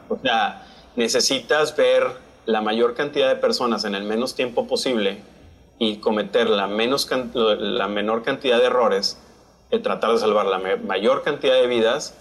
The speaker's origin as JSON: {"language": "Spanish", "town": "San Pedro Garza García", "region": "Nuevo León", "country": "Mexico", "tie": "born or raised there", "also_born_or_lived": "Monterrey / Lubbock, Texas / Denver, Colorado / Baltimore", "moved": "as an adult", "lives_now": "Brownsville, United States", "said": "Yo soy mexicano, soy regio, nací en Monterrey, criado en San Pedro"}